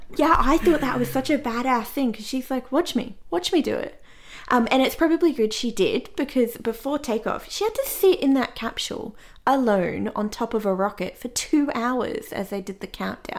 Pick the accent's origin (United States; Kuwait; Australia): Australia; as an Australian